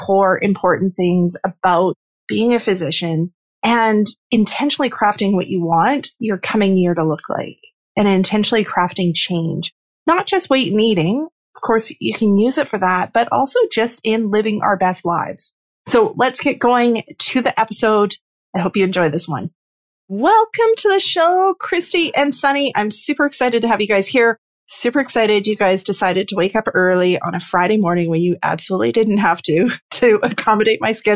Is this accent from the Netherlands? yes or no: no; Northern Canada, Canada; My Northern Canadian heart